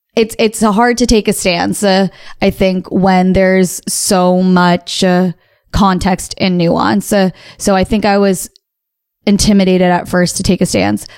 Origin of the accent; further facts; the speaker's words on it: United States; American. I am, that is my nationality. That is also the culture that I've grown up in.